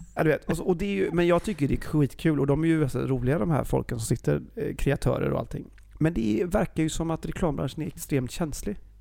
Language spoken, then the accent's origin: Swedish; Gothenburg, Västra Götaland, Sweden; jag är ju från Göteborg. Vi är ju världens trevligaste folk också